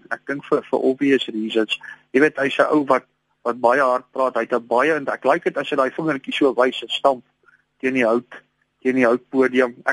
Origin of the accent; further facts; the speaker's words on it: Gauteng, South Africa; Ek is van die Oosrand oorspronklik wat die valke dien te warm nie.